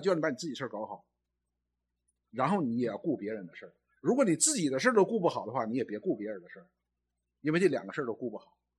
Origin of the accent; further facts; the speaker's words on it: China; 我们中国人